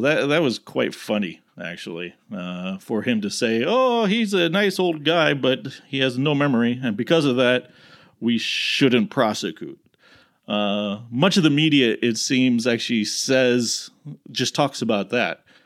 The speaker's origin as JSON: {"language": "English", "country": "United States", "said": "as an American"}